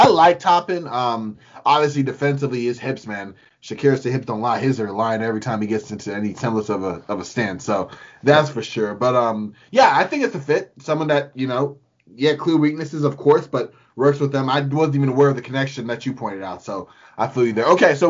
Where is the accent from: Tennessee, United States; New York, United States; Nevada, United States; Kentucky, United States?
New York, United States; New York City; I'm from New York, Brooklyn, Park Slopes.